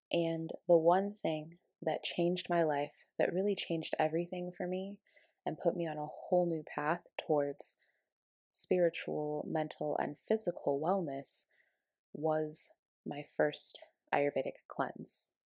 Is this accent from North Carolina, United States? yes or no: no; Aurora, Colorado, United States; moved away as an adult; now in Ashland, United States; I moved from my hometown of Colorado, Aurora, Colorado, to Ashland, Oregon